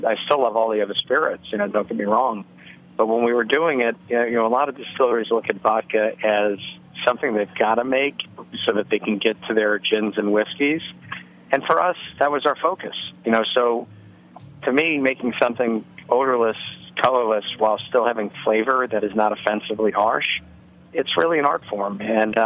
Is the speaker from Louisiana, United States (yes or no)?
yes; New Orleans, Louisiana, United States; now in Roscoe, NY, United States; We're from New Orleans originally